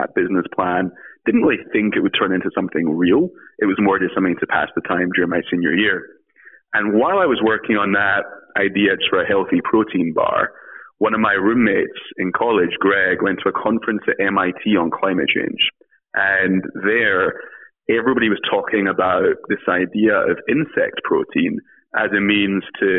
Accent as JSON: {"language": "English", "region": "Scotland", "country": "United Kingdom", "moved": "as an adult", "lives_now": "United States", "said": "I am from Scotland originally, came to the US to study at Brown University"}